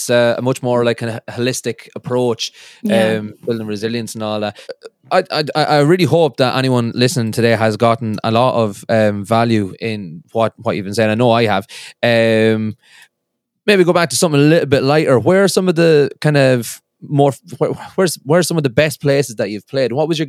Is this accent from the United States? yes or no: no; Ireland; I've never actually been to Belfast, believe it or not. I'm from the Republic of Ireland.